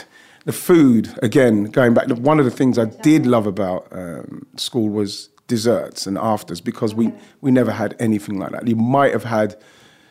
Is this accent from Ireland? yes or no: no; London, United Kingdom; I grew up in and around Broccoli, Lewisham, Deptford